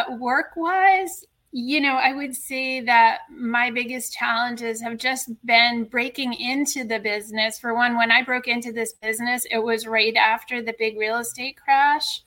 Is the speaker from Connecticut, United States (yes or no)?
yes; Connecticut, United States; moved away as an adult; also born or lived in New York City / California; I grew up in Connecticut